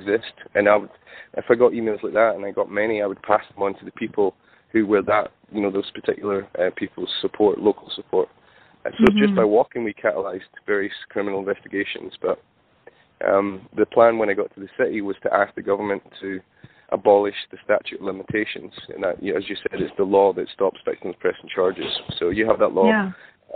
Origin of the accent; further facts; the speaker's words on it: Scotland, United Kingdom; I'm from Scotland